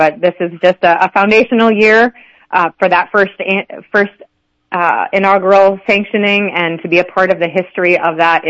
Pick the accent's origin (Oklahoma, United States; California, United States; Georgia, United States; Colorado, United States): Colorado, United States; Montrose; I grew up in Montrose.